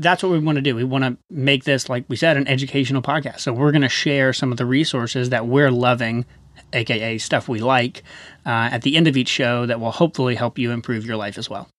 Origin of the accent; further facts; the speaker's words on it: Chattanooga, Tennessee, United States; moved away; We're originally from Chattanooga, Tennessee.